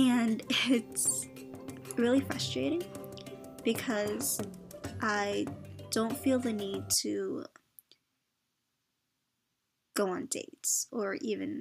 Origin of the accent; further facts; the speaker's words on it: United States; I was born in the States